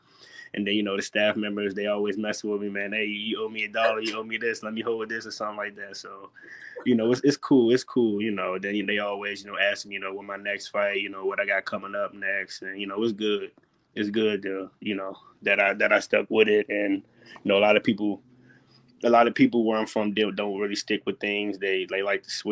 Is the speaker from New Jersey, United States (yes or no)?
no; Alexandria, Virginia, United States; growing up in Alexandria